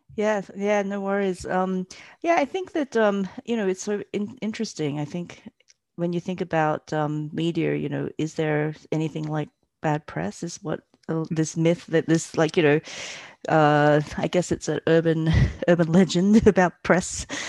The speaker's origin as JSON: {"language": "English", "country": "Australia", "tie": "born or raised there", "also_born_or_lived": "Malaysia", "moved": "as an adult", "lives_now": "Berlin, Germany", "said": "I was born in Malaysia, um, and my family migrated to Australia when I was young."}